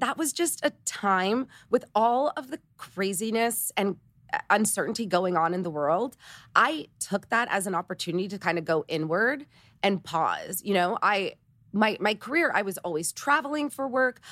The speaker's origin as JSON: {"language": "English", "town": "Toronto", "region": "Ontario", "country": "Canada", "moved": "yes", "said": "I'm Canadian, I'm from Toronto, my three best friends still live in Toronto, and they're my high school besties"}